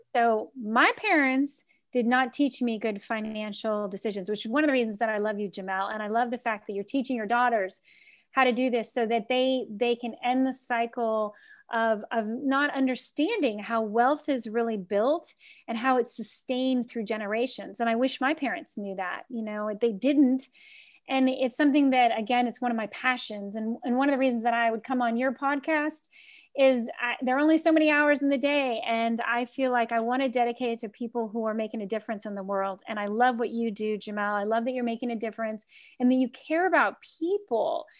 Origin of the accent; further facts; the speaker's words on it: Key West, Florida, United States; moved away; also born or lived in Washington, D.C.; I grew up in Key West where all the homes are built like ships.